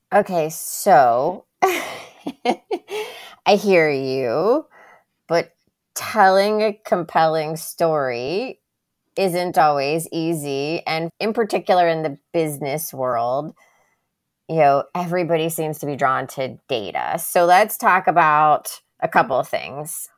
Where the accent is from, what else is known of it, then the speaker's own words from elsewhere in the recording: Miami, Florida, United States; also born or lived in Birmingham, Alabama; the majority of my childhood was, like, growing up in Miami